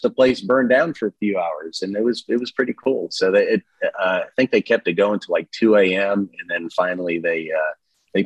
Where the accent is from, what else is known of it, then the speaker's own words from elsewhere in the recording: central Massachusetts, United States; now in Hot Springs Village, United States; in central Massachusetts where I grew up